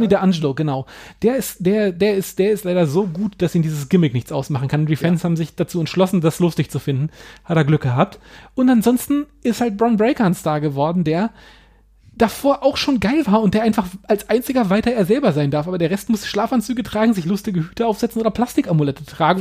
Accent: Hanover, Lower Saxony, Germany; meiner Heimatstadt Hannover

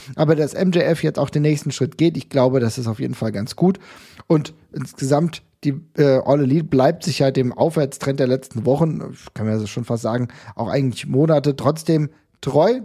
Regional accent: Germany; als Deutscher

